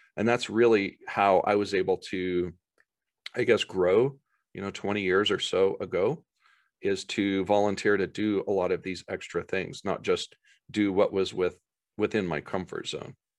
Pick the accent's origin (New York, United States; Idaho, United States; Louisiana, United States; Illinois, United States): Idaho, United States; Boise; my hometown area of Boise